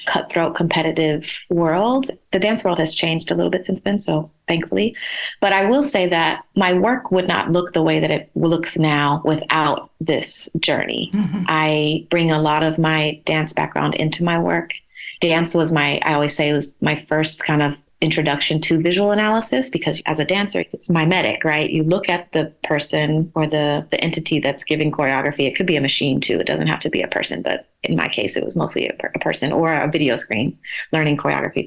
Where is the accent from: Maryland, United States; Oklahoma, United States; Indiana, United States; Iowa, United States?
Oklahoma, United States; moved away as an adult; also born or lived in New York; growing up in Oklahoma